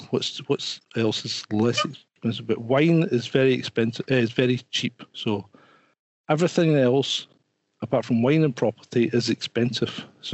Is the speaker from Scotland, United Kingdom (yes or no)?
yes; Scotland, United Kingdom; Being Scottish, it doesn't help because I sound half cut anyway before I even start speaking.